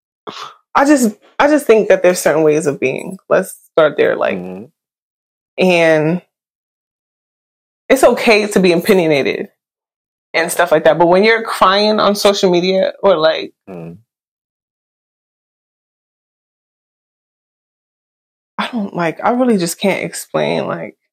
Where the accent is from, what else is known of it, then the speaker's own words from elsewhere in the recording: New York City, New York, United States; I'm from Brooklyn too